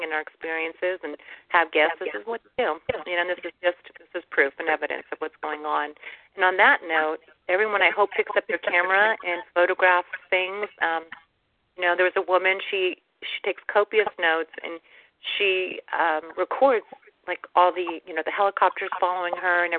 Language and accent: English; United States; But I was born in the States